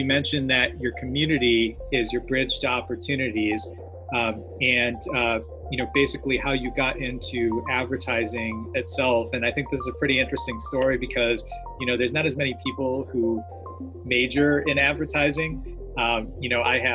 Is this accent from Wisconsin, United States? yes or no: yes; Milwaukee, Wisconsin, United States; now in New York, United States; I grew up in Milwaukee